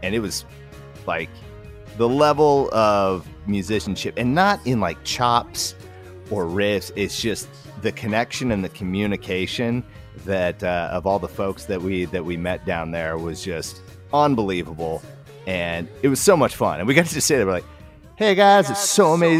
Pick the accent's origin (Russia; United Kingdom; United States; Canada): United States; Wasilla, Alaska; moved away as an adult; also born or lived in Portland, Oregon; I was 36 from Wasilla, Alaska